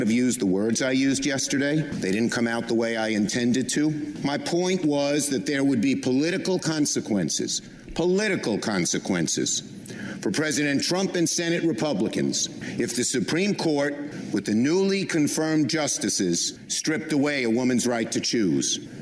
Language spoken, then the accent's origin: English; New York, United States; I'm from Brooklyn. We speak in strong language.